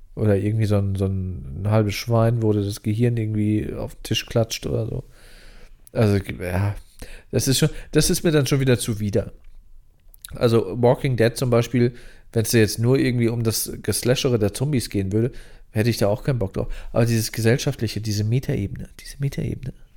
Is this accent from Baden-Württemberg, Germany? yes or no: no; near Lingen, North Rhine-Westphalia, Germany; moved away; bei mir in der Nähe von der Heimat, so 20, 30 Kilometer entfernt, nördlich in Niedersachsen. Ich komme ja noch aus NRW